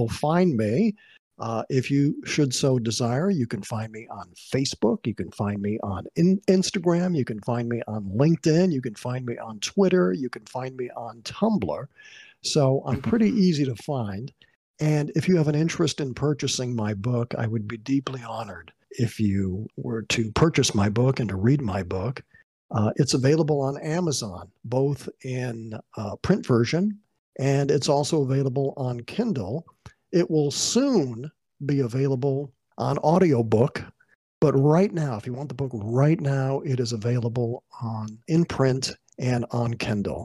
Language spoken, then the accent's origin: English; Waterbury, Connecticut, United States; my hometown of Waterbury, Connecticut.